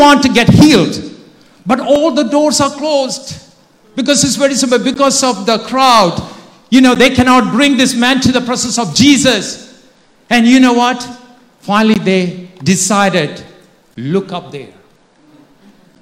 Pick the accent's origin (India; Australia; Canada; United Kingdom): India; Kerala; moved away; I grew up in India